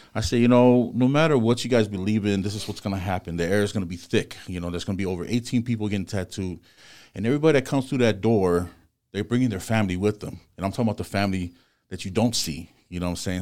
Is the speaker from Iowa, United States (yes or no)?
no; Compton, California, United States; I'm born and raised in Compton.